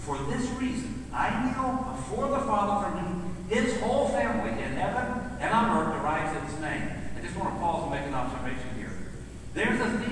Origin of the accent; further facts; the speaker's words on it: Middle Tennessee, United States; growing up in Middle Tennessee